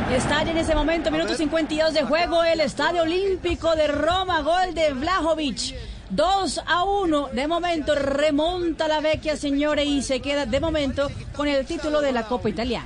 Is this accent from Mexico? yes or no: no; Argentina; moved away; also born or lived in Barranquilla, Colombia; para mí como argentino